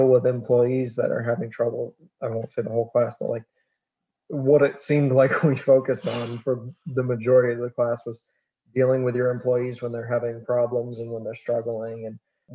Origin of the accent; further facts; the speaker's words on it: Maine, United States; the way that I grew up, again, that backwoods. The backwoods Maine. Backwoods farm boy thing.